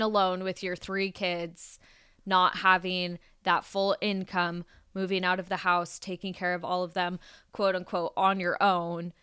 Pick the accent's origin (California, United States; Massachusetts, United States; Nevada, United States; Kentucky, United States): Nevada, United States; Las Vegas; I grew up in Las Vegas, we've all grown up in Las Vegas.